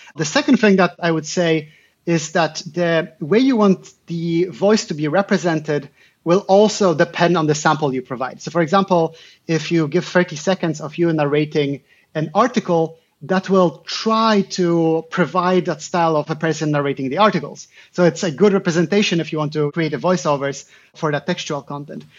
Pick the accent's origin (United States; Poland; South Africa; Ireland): Poland; I'm originally from Poland